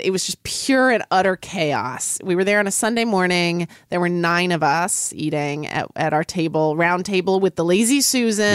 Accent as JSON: {"language": "English", "town": "Oklahoma City", "region": "Oklahoma", "country": "United States", "tie": "born or raised there", "said": "I grew up in Oklahoma City"}